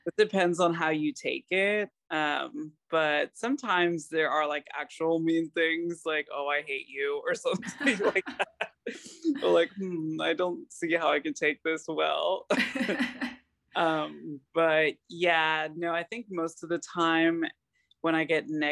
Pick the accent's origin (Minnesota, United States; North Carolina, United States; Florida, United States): Florida, United States; Lakeland; moved away as an adult; now in Gainesville, United States; I am from Lakeland, Florida, but I live in Gainesville, Florida, because I go to school here